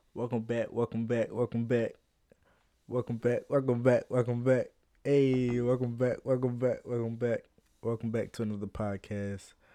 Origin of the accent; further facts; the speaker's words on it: Philadelphia, Pennsylvania, United States; I'm from Philly